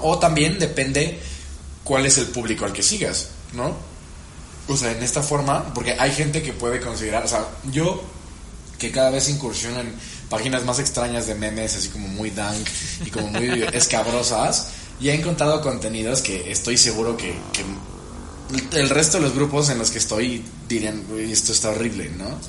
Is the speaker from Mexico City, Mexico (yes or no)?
no; Veracruz, Mexico; Yo soy de Veracruz